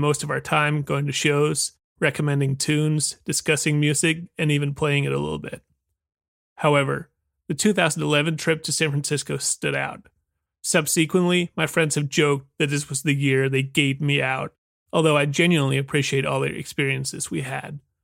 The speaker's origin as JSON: {"language": "English", "town": "Aarhus", "region": "Central Denmark Region", "country": "Denmark", "tie": "born or raised there", "said": "my hometown of Aarhus, Denmark, where I still lived."}